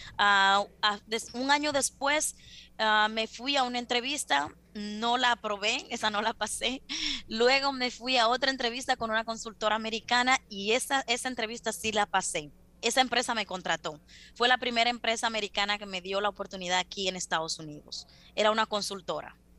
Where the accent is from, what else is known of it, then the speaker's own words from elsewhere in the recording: Las Matas de Farfán, San Juan, Dominican Republic; moved away as an adult; also born or lived in Santo Domingo, Dominican Republic; now in United States; una latina como yo, dominicana, que viene de las matas de Farfán